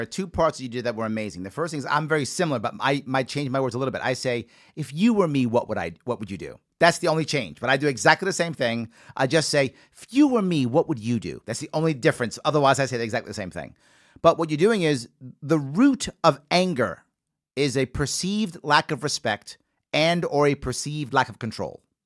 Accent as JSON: {"language": "English", "town": "New York City", "region": "New York", "country": "United States", "tie": "born or raised there", "said": "I'm a Yankee fan, born and raised in the Bronx"}